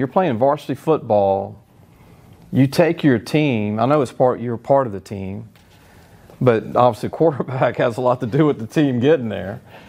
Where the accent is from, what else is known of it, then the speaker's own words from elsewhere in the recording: Baton Rouge, Louisiana, United States; I grew up in Baton Rouge.